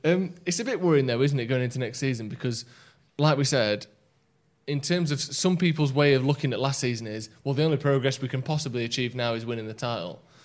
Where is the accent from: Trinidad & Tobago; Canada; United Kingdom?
United Kingdom; England; I've lived here on my life